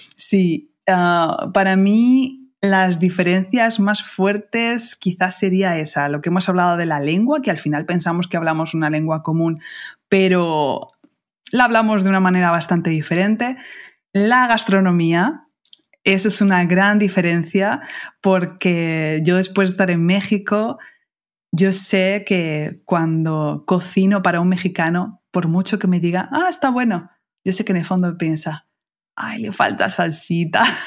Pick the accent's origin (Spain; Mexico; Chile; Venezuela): Spain; los españoles somos bien vulgares hablando